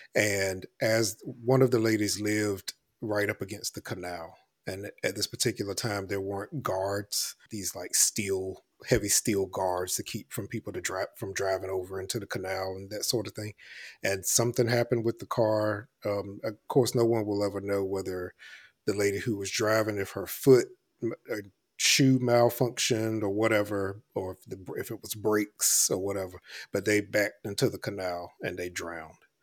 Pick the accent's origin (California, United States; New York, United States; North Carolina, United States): North Carolina, United States; Elizabeth City; moved away; I grew up in Elizabeth City, North Carolina